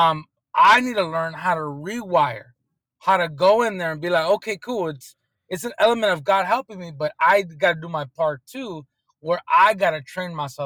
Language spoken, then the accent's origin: English; Oceanside, California, United States; born and raised in Southern California in Oceanside